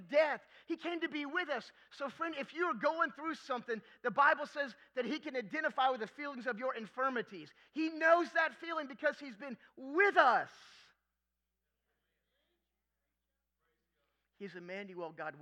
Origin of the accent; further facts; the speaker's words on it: Florida, United States; I'm from Florida. I'm living in South Florida going to school